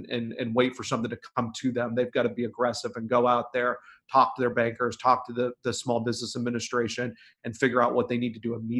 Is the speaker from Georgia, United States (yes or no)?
no; Oregon, United States; I'm from Oregon